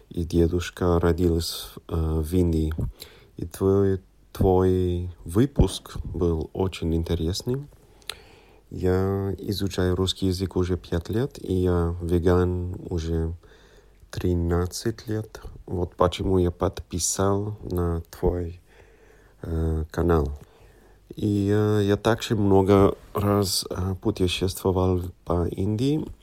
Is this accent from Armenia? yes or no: no; London, United Kingdom; Russian is a second language; moved away as an adult; now in Cologne, Germany; вырос, вырос в Лондоне. И мои родители родились в Африке, но моя бабушка и дедушка родились э, в Индии.